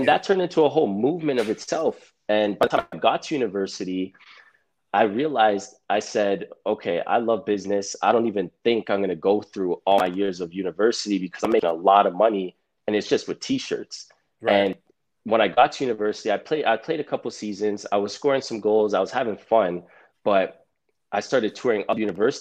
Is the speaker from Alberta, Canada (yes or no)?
no; Toronto, Ontario, Canada; Born and raised in Toronto